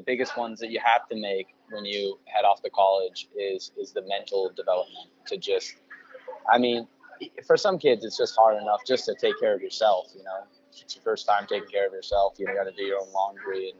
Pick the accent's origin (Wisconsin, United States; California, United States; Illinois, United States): California, United States; Sacramento; also born or lived in Elk Grove; growing up in Sacramento